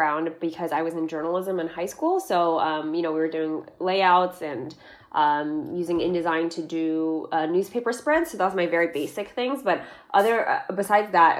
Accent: Bay Area, California, United States; I grew up in the Bay Area and have been here my whole life

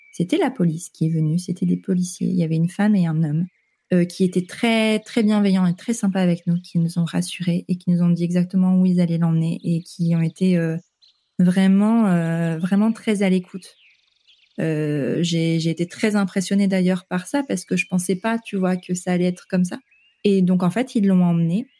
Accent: northern France, France; moved away as an adult; also born or lived in Vancouver, Canada; je viens du nord de la France

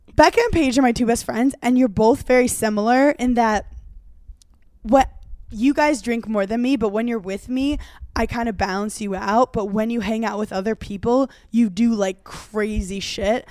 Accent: New York City, New York, United States; I'm from Brooklyn

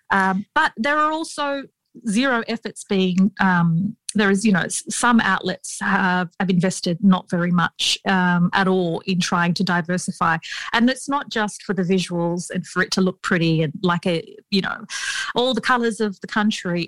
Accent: Sydney, New South Wales, Australia; We grew up in Western Sydney um, in an area where there are a lot of Arabic speaking communities.

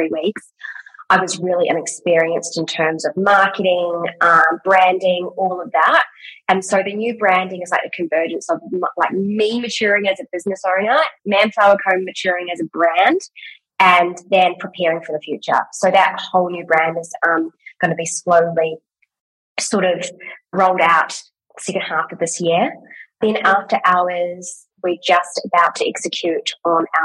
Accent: New Zealand; now in Australia; I'm from New Zealand

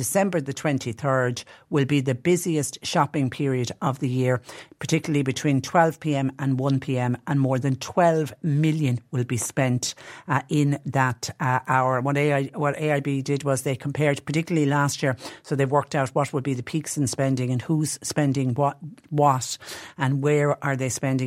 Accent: Tipperary, Munster, Ireland; growing up in Tipperary

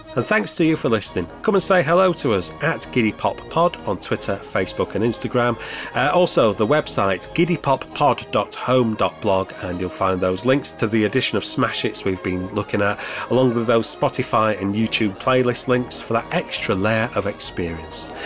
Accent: Sheffield, Yorkshire and the Humber, United Kingdom; I grew up in Sheffield

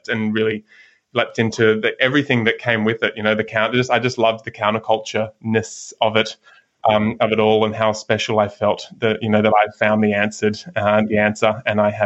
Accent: Sydney, New South Wales, Australia; now in South Golden Beach, Australia; I grew up in Sydney, living up in just north of Byron Bay now in South Golden Beach

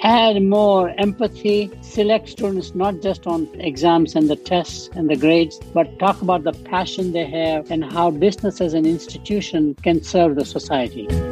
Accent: Chennai, Tamil Nadu, India; born or raised there; also born or lived in Burma

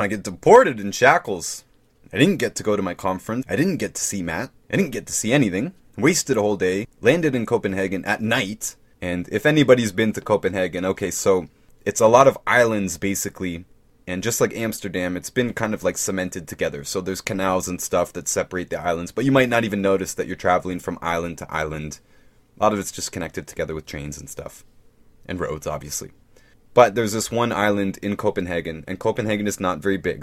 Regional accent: Canada; also born or lived in Toronto; I'm Canadian

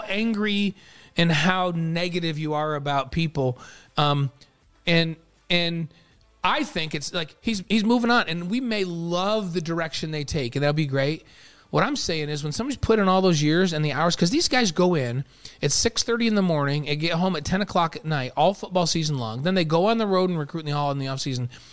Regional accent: New York, United States; the house that I grew up in in New York

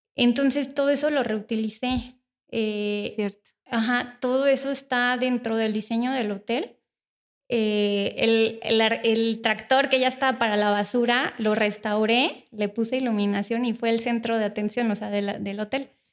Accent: Morelia, Michoacán, Mexico; soy originaria de Morelia

